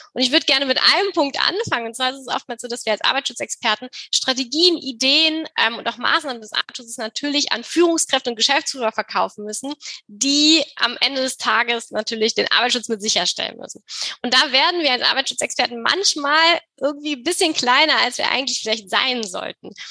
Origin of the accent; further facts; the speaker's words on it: Germany; wie wir eben auch als Deutsche ähm, wachsen oder groß werden